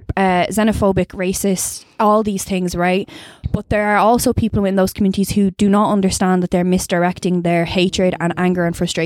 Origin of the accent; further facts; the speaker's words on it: Dublin, Leinster, Ireland; I'm from Blanche, like, or Mulhuddart, whatever, whichever one you want to call it.